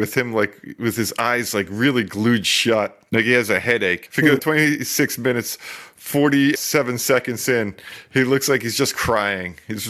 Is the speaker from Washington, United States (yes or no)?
no; New Jersey, United States; We don't pump our own gas in Jersey.